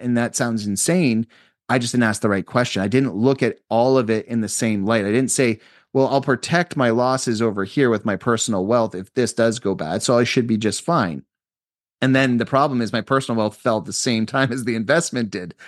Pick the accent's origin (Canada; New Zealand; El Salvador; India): Canada; I'm a Canadian citizen.